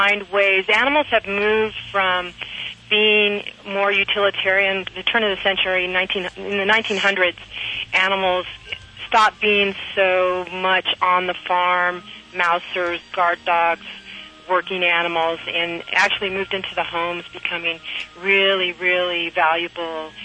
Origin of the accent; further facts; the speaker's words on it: San Pedro, California, United States; here in California, my hometown of San Pedro